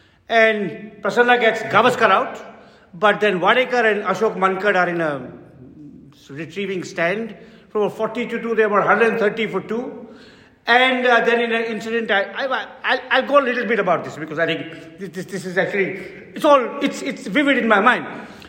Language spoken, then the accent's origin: English; Himalayan foothills, India; So, although I grew up in the Himalayan foothills, my forefathers came from Bangalore in Karnataka.